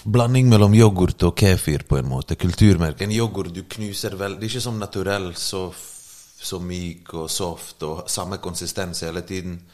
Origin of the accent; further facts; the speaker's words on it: Bergen, Vestland, Norway; also born or lived in Bosnia and Herzegovina; now in Oslo, Norway; jeg har vokst opp i Bergen